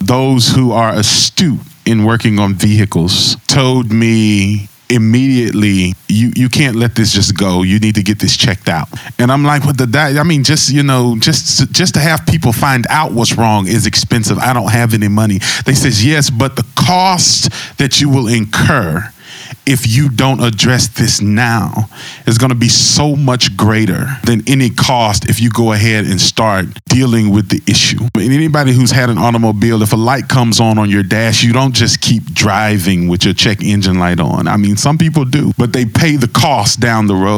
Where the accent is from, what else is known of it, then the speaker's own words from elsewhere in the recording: Gulf Coast, United States; I grew up on the Gulf Coast, and literally hurricanes were a part of life growing up about 35 minutes from the beach